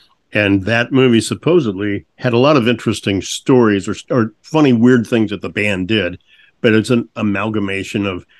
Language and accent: English; St. Louis, Missouri, United States; moved away; I grew up in St. Louis and then moved away, was in radio for about 10 years, moved back to St. Louis